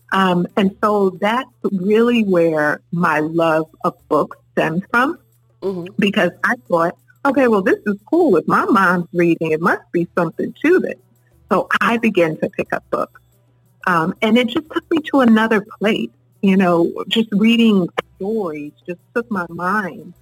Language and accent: English; New York City, New York, United States; as a little girl growing up in East New York